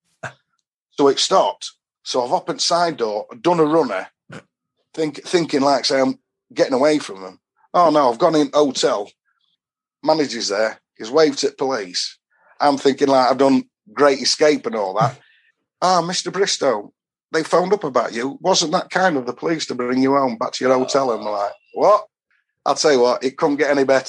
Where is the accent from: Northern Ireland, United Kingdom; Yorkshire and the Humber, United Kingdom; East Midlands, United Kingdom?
Yorkshire and the Humber, United Kingdom; Doncaster; from Donny